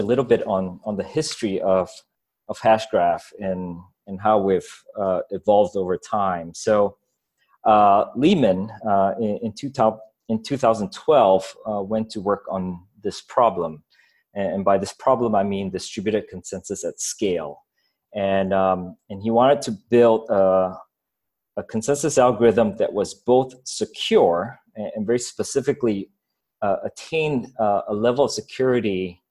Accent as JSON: {"language": "English", "country": "Singapore", "tie": "born or raised there", "also_born_or_lived": "Ghana", "moved": "as an adult", "said": "I grew up in Singapore"}